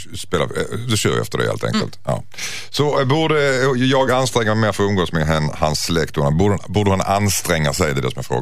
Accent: Skåne, Sweden; jag är ju skåning

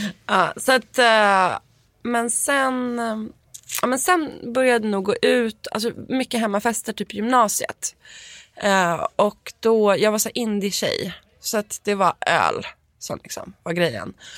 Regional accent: Stockholm, Stockholm County, Sweden; moved away; jag är uppväxt på Östermalm

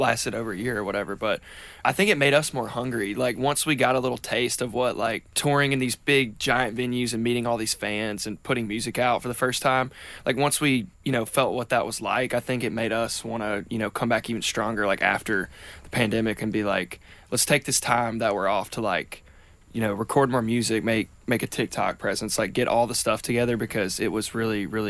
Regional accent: Tuscaloosa, Alabama, United States; grew up in Tuscaloosa, Alabama

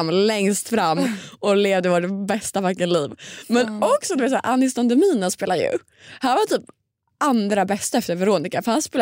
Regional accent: Stockholm, Stockholm County, Sweden; Jag har varit hemma i Stockholm hela helgen.

